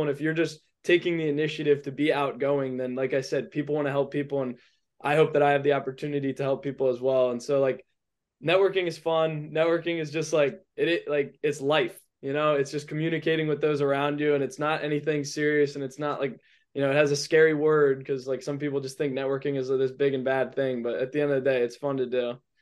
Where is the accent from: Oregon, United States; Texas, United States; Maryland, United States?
Maryland, United States; Edgewater; also born or lived in Annapolis, Maryland; I'm from Edgewater, Maryland